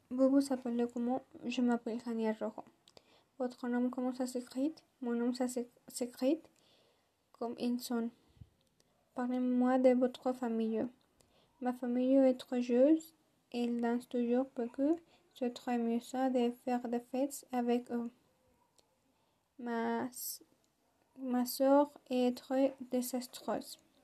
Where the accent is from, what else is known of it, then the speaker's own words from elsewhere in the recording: Mexico; French is a second language; Je suis de nationalité mexicaine et je suis née ici au Mexique